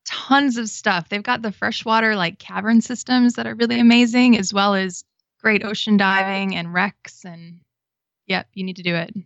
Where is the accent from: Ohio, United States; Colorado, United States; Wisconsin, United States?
Wisconsin, United States; moved away as an adult; also born or lived in Florida; I grew up in Wisconsin